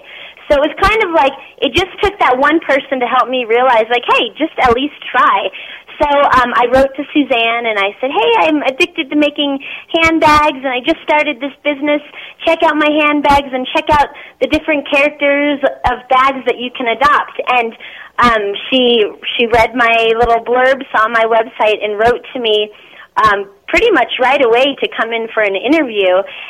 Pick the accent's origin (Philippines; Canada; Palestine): Philippines; born there; And me, I was adopted. I was born in the Philippines, and so I kind of play off of that being adopted.